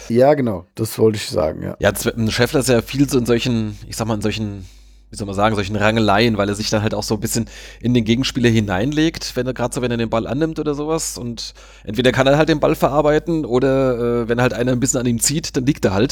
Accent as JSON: {"language": "German", "town": "Münster", "region": "North Rhine-Westphalia", "country": "Germany", "said": "da hätte also ich mich jetzt als, als Münsteraner auch sehr geärgert"}